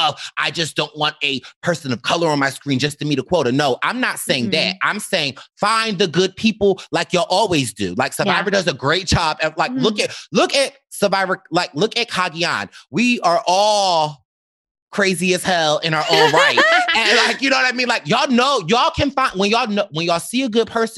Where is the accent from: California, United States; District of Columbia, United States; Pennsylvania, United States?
Pennsylvania, United States; Philadelphia; I'm from Philly